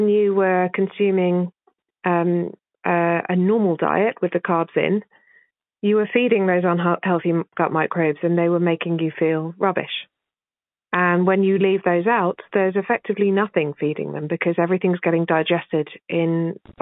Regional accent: England, United Kingdom; accent: English; My English accent

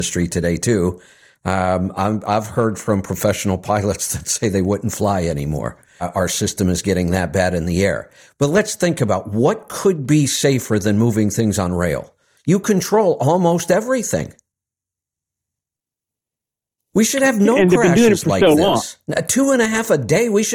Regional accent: Cleveland, Ohio, United States; moved away; my hometown, one of the suburbs of Cleveland

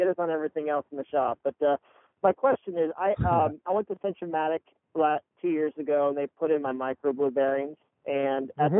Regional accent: Northern Virginia, United States; moved away as an adult; now in Austin, United States; I'm actually originally from Northern Virginia, but I live in Texas now

